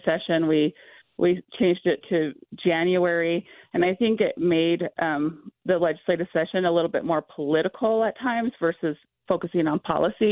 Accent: Tooele, Utah, United States; As growing up as a child, I grew up in Tooele, Utah

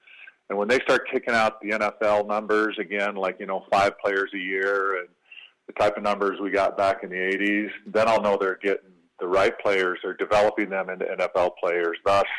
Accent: Michigan, United States; moved away; when I grew up in Michigan

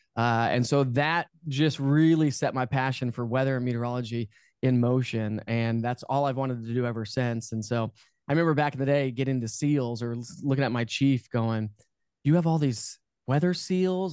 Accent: Denver, Colorado, United States; moved away as an adult; also born or lived in Knoxville, Tennessee; I'm born and raised in Denver, Colorado

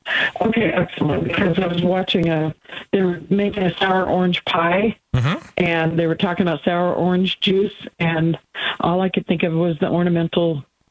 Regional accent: the Valley, Arizona, United States; And I'm from the Valley, and my mother was born here.

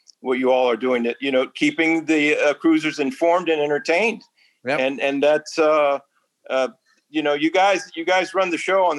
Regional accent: Panama; I was born here in the Canal Zone. So both my parents are American of Greek descent, and I was born in Panama.

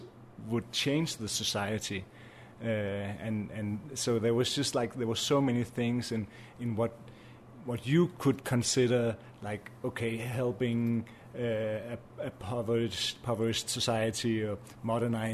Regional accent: Greenland; now in Copenhagen, Denmark; I'm a producer from Greenland, based in Copenhagen at the moment

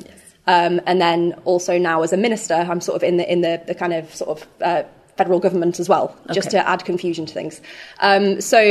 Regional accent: Sheffield, Yorkshire and the Humber, United Kingdom; also born or lived in Hull; I moved from Sheffield to Hull, which is another city based around kind of ports and sort of fishing, when I went to university

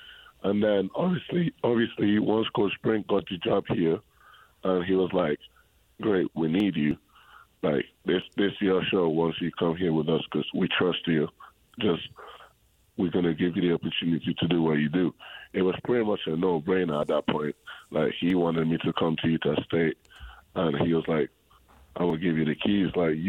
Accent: Spain; English is a second language; So I was born in Spain, right? And in Spain, basketball is a little bit, it's more bigger than in England, how big it is in England. So when I was growing up, when I was a kid, I was like, I had too much energy, right?

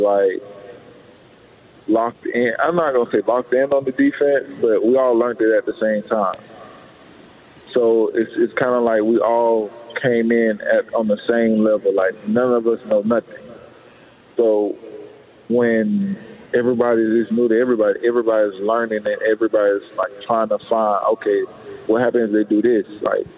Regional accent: Alabama, United States; now in Seattle, United States; I'm from Alabama.

